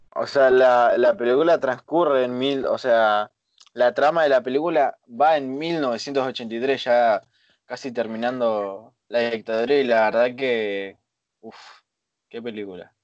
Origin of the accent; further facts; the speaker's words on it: Argentina; nosotros, por ejemplo, somos de Argentina